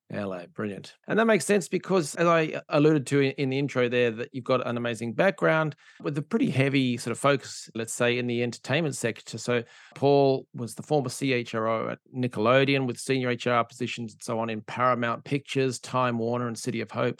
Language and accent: English; Perth, Western Australia, Australia; I'm from Perth in Australia, which is a, mining and oil and gas town.